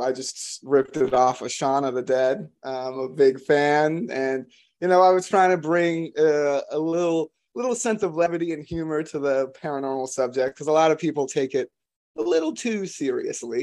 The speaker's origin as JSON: {"language": "English", "region": "Florida", "country": "United States", "tie": "born or raised there", "moved": "yes", "said": "I'm from Florida originally"}